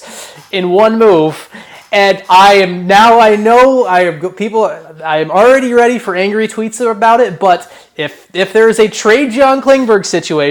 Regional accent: United States; as an American

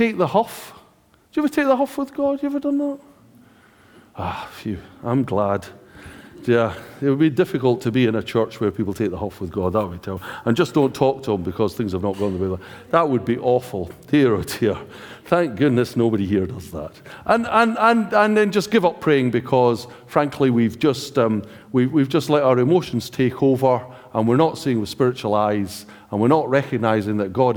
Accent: United Kingdom; we are British

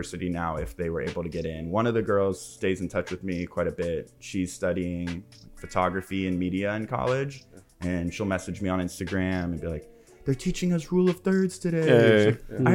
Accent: Los Angeles, California, United States; I'm like coming from West

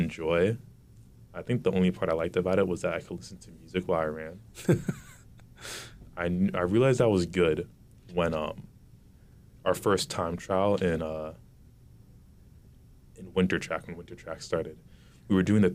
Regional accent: Wilmington, Massachusetts, United States; I also grew up in Wilmington very sheltered

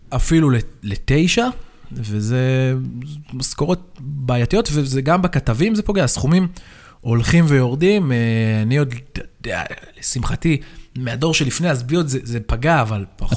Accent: Hadera, Haifa District, Israel; אני גדלתי בחדרה

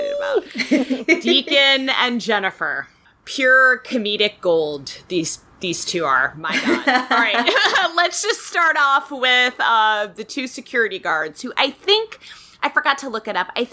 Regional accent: outside of New York, United States; moved away as an adult; also born or lived in Southeast US; I grew up, obviously, as I was saying before, outside of New York, and then I went to college in the Southeast

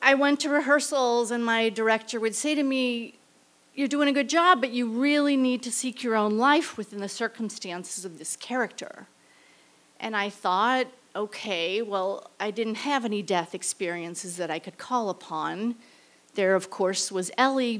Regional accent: St. Louis, Missouri, United States; I returned to St. Louis, my hometown

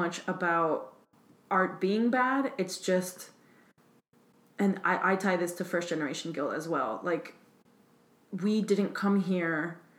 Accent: Hialeah, Florida, United States; you and I grew up in the same neighborhood. Not the exact same neighborhood, but in Hialeah, the same city

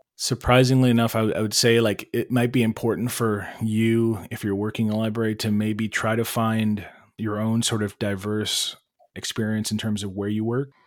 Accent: Cleveland, Ohio, United States; raised in Cleveland, in the city. Bilingual household

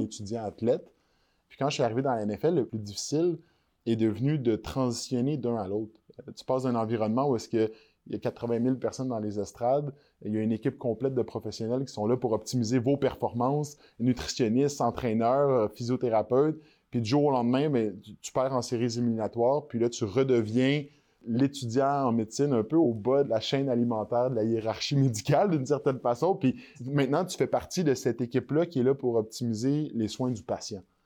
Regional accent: Quebec, Canada; On réalise pas, en tant que Québécois

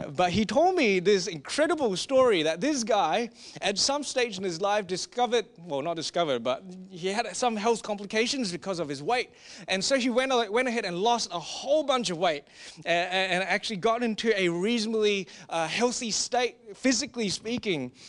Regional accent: Singapore; we are from Singapore

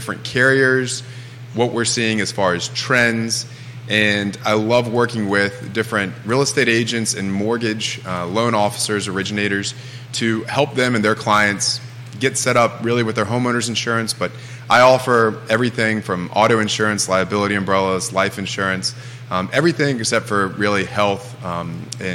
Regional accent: Augusta County, Virginia, United States; also born or lived in Charlottesville, Virginia; I was born and raised over in Augusta County

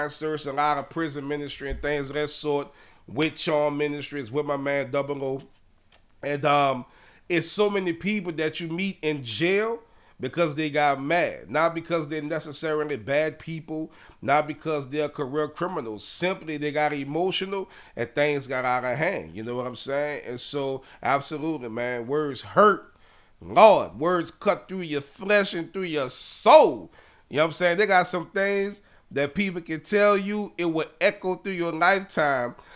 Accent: New Orleans, Louisiana, United States; We grew up together in Kennedy Heights in New Orleans

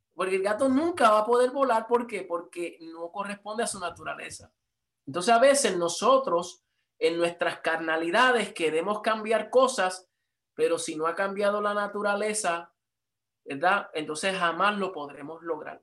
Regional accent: Puerto Rico; yo soy puertorriqueño

